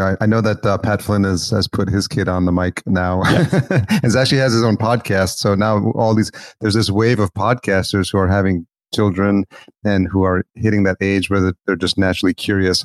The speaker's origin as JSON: {"language": "English", "country": "El Salvador", "tie": "born or raised there", "moved": "yes", "lives_now": "United States", "said": "I was born in El Salvador"}